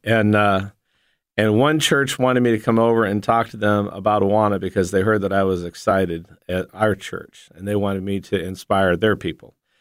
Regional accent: Ashtabula, Ohio, United States; moved away as an adult; also born or lived in Memphis; I grew up in Asheville, Ohio

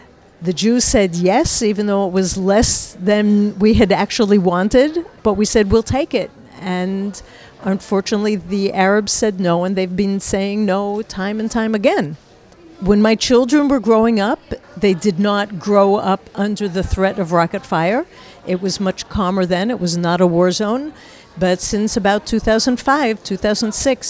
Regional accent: New York, United States; moved away as an adult; now in Israel; I was born in America, in New York, and I've lived in Israel for all of my adult life

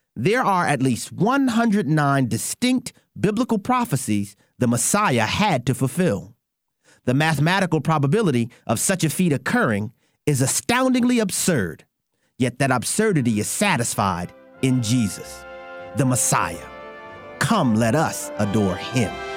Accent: Texas, United States; moved away as an adult; now in Tupelo, United States; I'm from Texas. Grew up in Texas, and uh, and went to college and medical school in Texas.

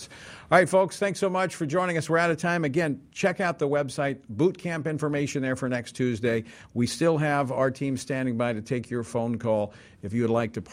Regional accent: Louisiana, United States; Louisiana's governor, my home state

